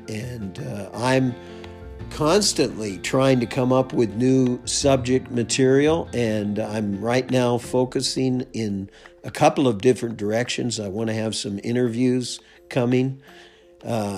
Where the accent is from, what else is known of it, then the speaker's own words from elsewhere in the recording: United States; moved away as an adult; now in Canada; I'm an American, and now I live up here in Canada